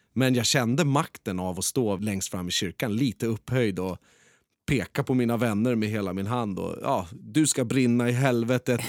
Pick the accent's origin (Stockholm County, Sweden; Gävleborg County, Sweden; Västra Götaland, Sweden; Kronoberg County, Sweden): Stockholm County, Sweden; Skebobruk; I Skebobruk där jag är uppvuxen